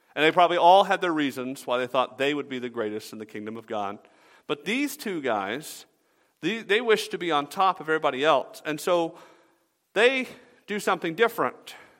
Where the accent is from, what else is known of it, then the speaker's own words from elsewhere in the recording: Atlanta, Georgia, United States; I grew up in Atlanta